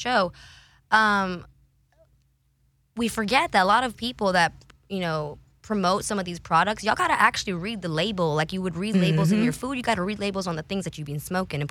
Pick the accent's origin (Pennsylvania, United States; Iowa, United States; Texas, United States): Texas, United States; San Antonio; I grew up in San Antonio, Texas